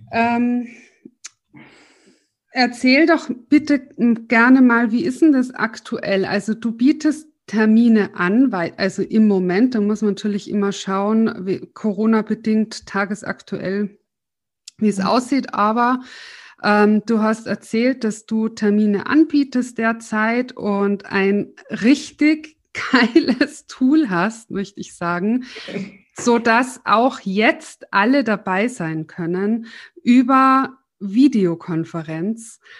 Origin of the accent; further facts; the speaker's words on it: Tyrol, Austria; now in Munich, Germany; weil ich bin ja aus Tirol nach München gezogen